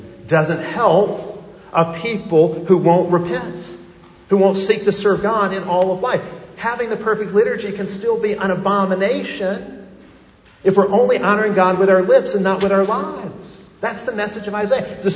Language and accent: English; outside of Chicago, Illinois, United States; moved away; I grew up outside of Chicago